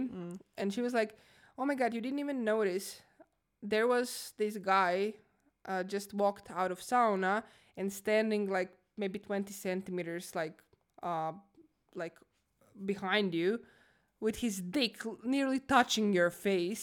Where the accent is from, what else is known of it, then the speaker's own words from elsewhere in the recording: Croatia; moved away as an adult; now in Finland; I'm originally from Croatia. I live in Finland, Finland, uh, Finland uh, for the past five years.